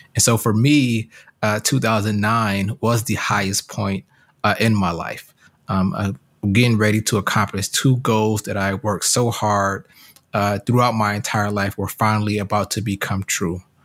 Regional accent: Detroit, Michigan, United States; also born or lived in Hartford, Connecticut; I grew up in Hartford, Connecticut, uh, and spent most of my childhood in Detroit, Michigan

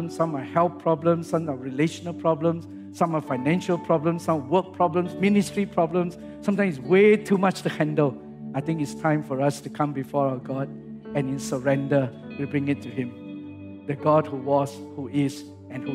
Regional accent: Singapore; I come from Singapore

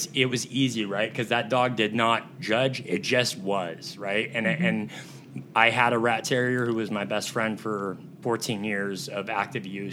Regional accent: Southern California, United States; moved away as an adult; I'm from Southern California

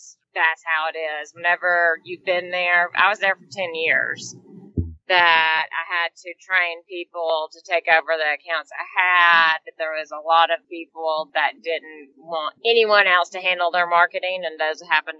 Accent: Dalton, Georgia, United States; moved away as an adult; also born or lived in Mountain View, California / New York / London; I was born and raised in Georgia.

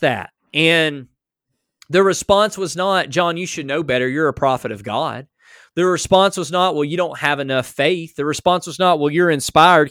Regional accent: United States; I was born in America.

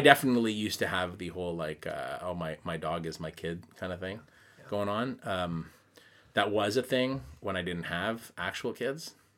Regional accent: Quebec, Canada; accent: Canadian; now in Tokyo, Japan; I'm from the English side of a French-speaking city

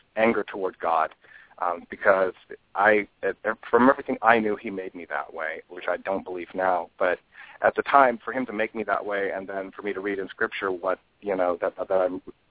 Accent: Walla Walla, Washington, United States; now in Medford, United States; I grew up in Walla Walla is actually a very religious town

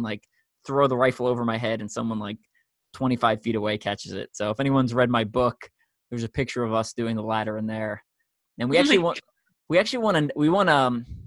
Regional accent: New York, United States; moved away; also born or lived in Long Island; I'm from New York, and I'm used to people talking fast

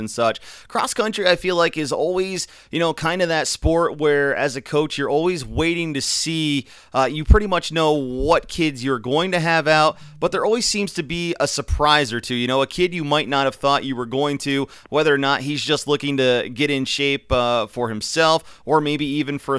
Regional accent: Canton, Pennsylvania, United States; now I'm from the Canton area

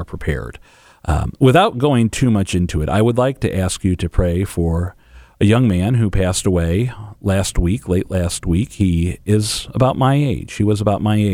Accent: England, United Kingdom; now in St. Louis, United States; I'm English

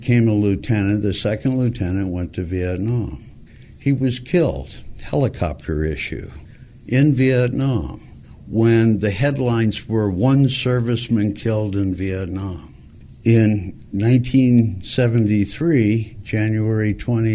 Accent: Montebello, California, United States; I grew up in Montebello, California, went to a Catholic school for 8 years

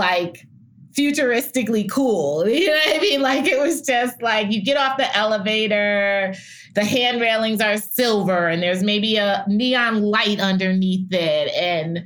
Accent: New York, United States; now in Atlanta, United States; being a New Yorker and having gone to Columbia

